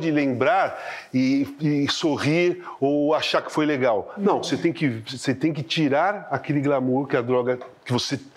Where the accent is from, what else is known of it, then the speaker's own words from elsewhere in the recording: Rio Grande do Sul, Brazil; Eu, então eu sou, eu sou do Rio Grande